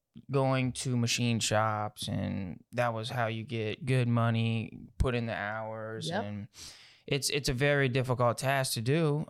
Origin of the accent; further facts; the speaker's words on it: Houma, Louisiana, United States; also born or lived in Morgan City; I was born in Morgan City, ooh, Louisiana. And so I grew up in that area till about third grade, mm-hmm, went from there to Houma. And I've been in Houma, Louisiana for most of the time.